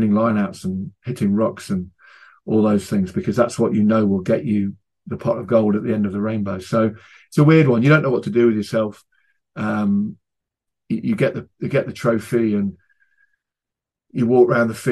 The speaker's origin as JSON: {"language": "English", "region": "England", "country": "United Kingdom", "said": "as an Englishman"}